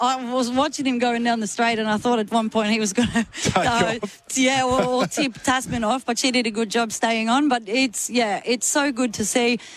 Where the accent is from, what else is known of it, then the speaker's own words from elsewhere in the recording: Sweden; moved away as an adult; I come from Sweden